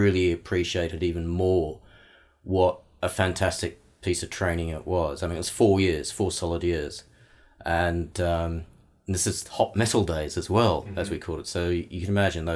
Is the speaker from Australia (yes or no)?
yes; Melbourne, Victoria, Australia; moved away; also born or lived in Sydney; That's the country of my birth. And, I was raised in Melbourne